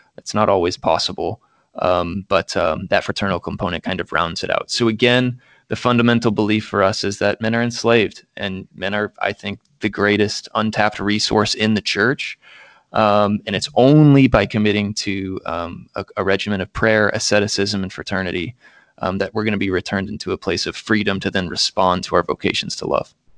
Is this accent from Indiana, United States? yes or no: yes; Central Indiana, United States; moved away as an adult; also born or lived in Minnesota; I am from Indiana. uh, Central Indiana in particular, went, uh, to the public schools, K through twelve there